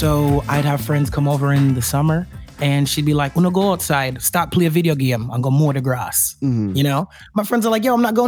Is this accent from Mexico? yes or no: no; Houston, Texas, United States; moved away as an adult; also born or lived in Indianapolis, Indiana; I grew up in Houston, Texas, in a northern suburb named Kingwood